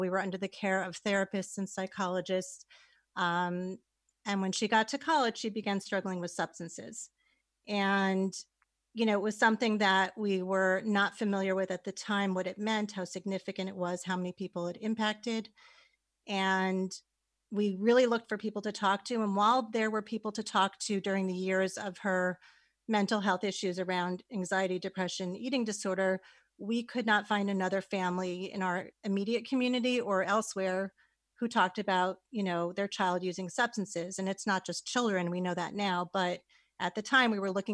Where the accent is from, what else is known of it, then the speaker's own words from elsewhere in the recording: West Hartford, Connecticut, United States; I actually grew up in West Hartford, Connecticut